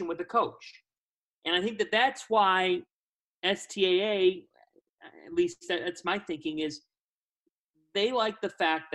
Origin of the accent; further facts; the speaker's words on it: Cleveland, Ohio, United States; moved away as an adult; also born or lived in New Jersey / Los Angeles; I grew up in Cleveland